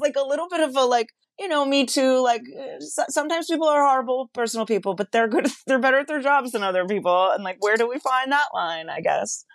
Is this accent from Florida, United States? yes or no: yes; West Palm Beach, Florida, United States; I'm, I'm from West Palm Beach